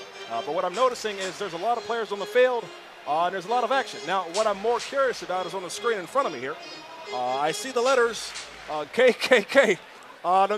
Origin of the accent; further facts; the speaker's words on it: Cincinnati, Ohio, United States; moved away; also born or lived in Louisville, Kentucky; I'm from Cincinnati, Ohio.